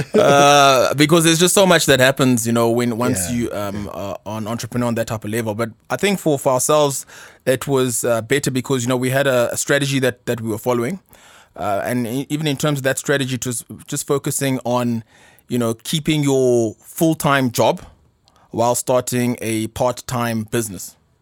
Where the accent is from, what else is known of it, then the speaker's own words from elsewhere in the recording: South Africa; also born or lived in Ghana / Pretoria; I obviously grew up uh, in South Africa